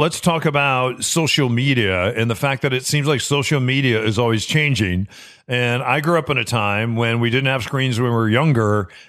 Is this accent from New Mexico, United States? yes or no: yes; New Mexico, United States; where we grew up in New Mexico